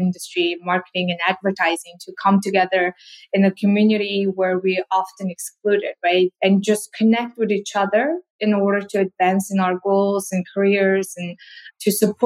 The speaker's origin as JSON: {"language": "English", "country": "South Korea", "tie": "born or raised there", "also_born_or_lived": "Mongolia / Russia / Austin, Texas", "second_language": "English", "moved": "as an adult", "lives_now": "Washington, D.C., United States", "said": "I was born in Mongolia, grew up mostly in South Korea before moving to the US"}